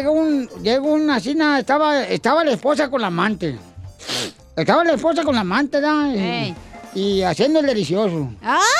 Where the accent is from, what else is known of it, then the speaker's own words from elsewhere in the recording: Michoacán, Mexico; porque aquí … soy de Michoacán.